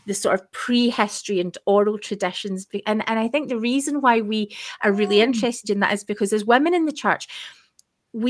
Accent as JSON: {"language": "English", "region": "Scotland", "country": "United Kingdom", "accent": "broad Scottish"}